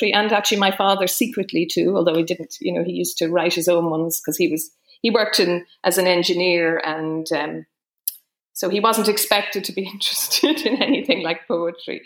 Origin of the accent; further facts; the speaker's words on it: Dublin, Leinster, Ireland; also born or lived in Fermanagh / Rush; my home place, so growing up in Fox Rock